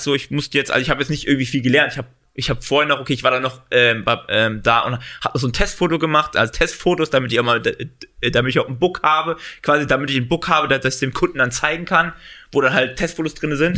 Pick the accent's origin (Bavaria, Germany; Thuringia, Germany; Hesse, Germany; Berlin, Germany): Hesse, Germany; Central; moved away as an adult; now in Düsseldorf, Germany; ich komme ursprünglich, äh, sagen Gießen, äh, Hessen, also sagen Marburg, Mittelhessen, da komme ich ursprünglich her